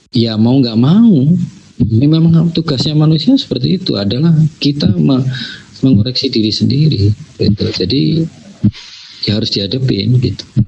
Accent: Java, Indonesia; saya, eh, ini Jawa

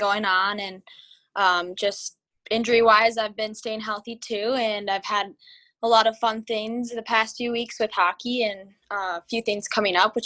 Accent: Minnetonka, Minnesota, United States; growing up in Minnetonka

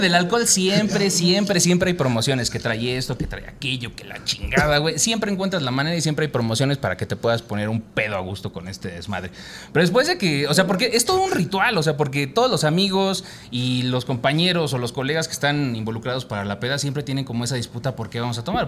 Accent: Mexico; como mexicanos

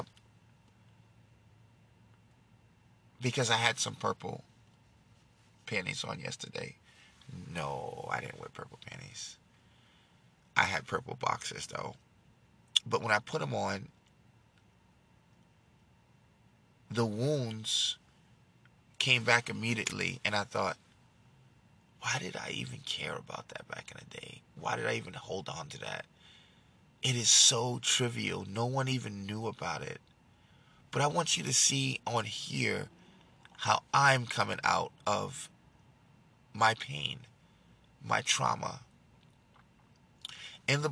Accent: New York City, New York, United States; now in Fort Worth, United States; I'm from New York. I was born in Manhattan

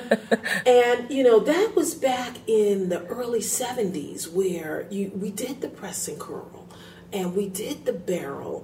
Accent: New York, United States; I grew up in New York

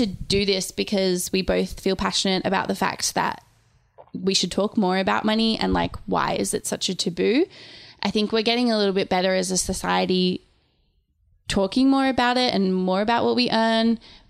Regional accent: Sydney, New South Wales, Australia; I mean, as said, we are writers from Sydney. So we are doing the profession that is probably paid least in the city that is the most expensive in the world.

